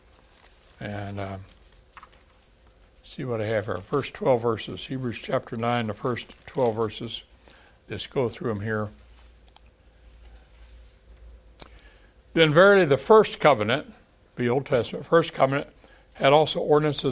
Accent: San Antonio, Texas, United States; also born or lived in Kerrville, Texas; my hometown of San Antonio, 1.2 million people.

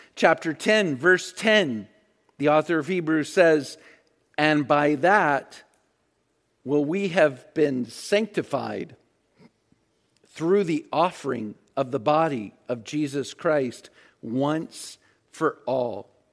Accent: Virginia Beach, Virginia, United States; I grew up in Virginia Beach.

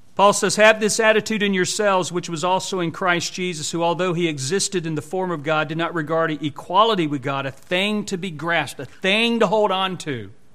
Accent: United States; our American citizenship

